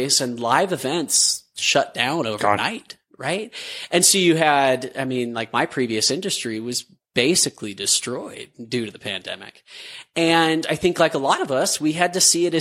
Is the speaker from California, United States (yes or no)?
no; Utah, United States; growing up in Utah, the bubble, like a product there